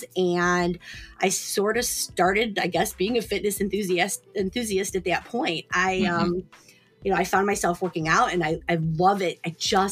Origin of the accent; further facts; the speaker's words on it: Cleveland, Ohio, United States; Born and bred in Cleveland, raised in Ohio my whole life